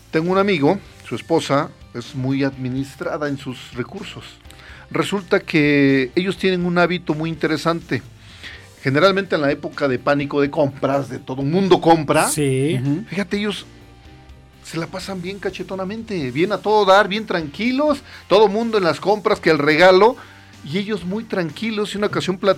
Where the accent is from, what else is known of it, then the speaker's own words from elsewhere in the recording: Mexico; nosotros como mexicanos